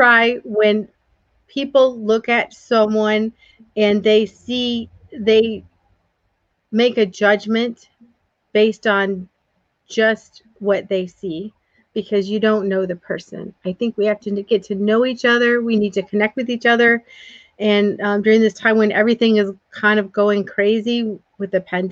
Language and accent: English; the North, United States; I grew up in the North